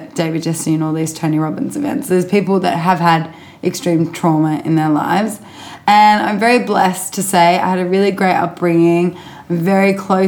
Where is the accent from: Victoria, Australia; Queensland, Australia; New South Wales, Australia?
New South Wales, Australia; Sydney; I was born in Sydney.